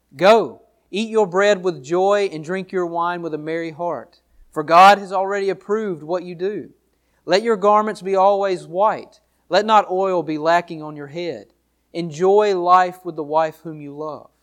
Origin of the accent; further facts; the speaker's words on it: Downsville, Louisiana, United States; also born or lived in Monroe, Louisiana; I was born in Monroe, Louisi-, Louisiana, raised in Downsville, Louisiana